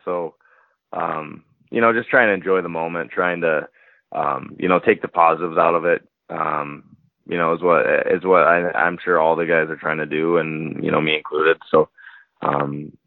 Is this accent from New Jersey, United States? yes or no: no; Minnesota, United States; I grew up here in Minnesota